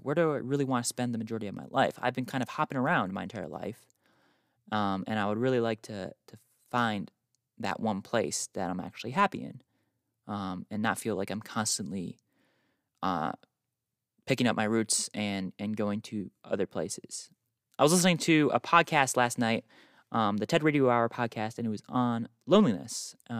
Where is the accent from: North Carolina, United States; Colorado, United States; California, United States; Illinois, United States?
North Carolina, United States; born there; also born or lived in New York; now in Utah, United States; I was born in North Carolina, moved to South Carolina, moved to New York, spent most of my life in New York, and then moved to Utah, as you guys know, almost a year ago.